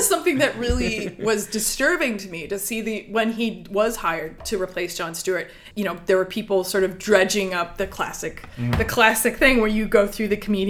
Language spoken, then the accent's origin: English; South Africa; I have all of the answers because I am from South Africa.